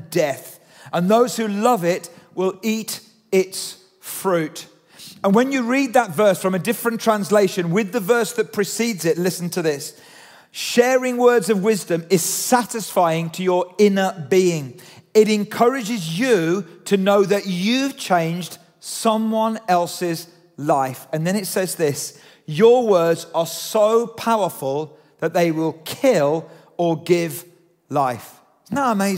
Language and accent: English; United Kingdom; we're British